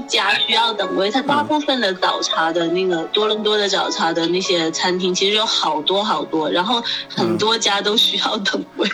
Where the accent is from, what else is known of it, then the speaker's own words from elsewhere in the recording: southern China, China; 我们就是南方人